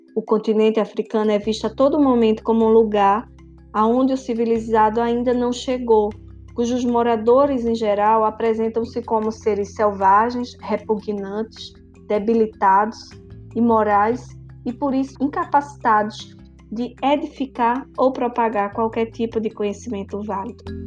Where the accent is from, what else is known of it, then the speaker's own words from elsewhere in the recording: Brazil; Como brasileiros